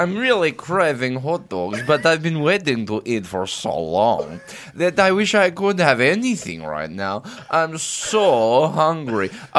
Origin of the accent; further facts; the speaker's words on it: Russia; English is a second language; I'm from Russia.